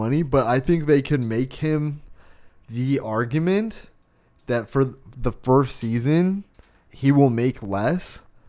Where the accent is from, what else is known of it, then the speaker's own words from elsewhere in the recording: Arizona, United States; I was born and raised in Arizona.